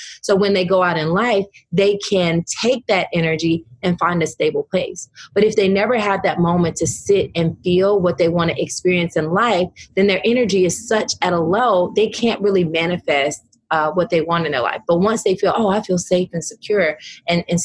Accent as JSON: {"language": "English", "region": "the South", "country": "United States", "tie": "born or raised there", "said": "my Southern upbringing"}